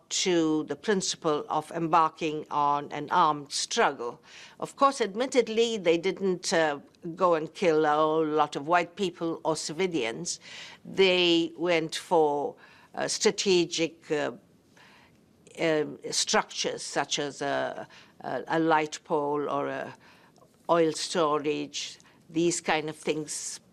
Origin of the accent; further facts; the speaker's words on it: South Africa; as a South African who born under apartheid and in the struggle